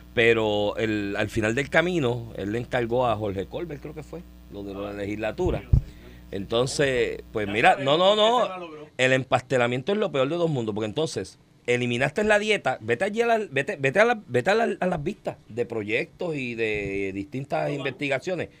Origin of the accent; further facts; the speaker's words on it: Comerío, Puerto Rico; Comerío, que es mi pueblo también